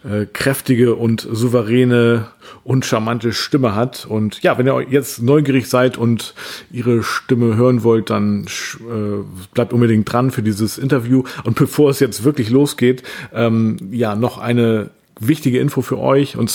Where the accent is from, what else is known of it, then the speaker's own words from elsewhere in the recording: Bremen area, Germany; Also ich kenne Bremen. Ich, ich meine, ich komme ja auch aus der Nähe von Bremen, aber Lilienthal habe ich tatsächlich noch nie gehört.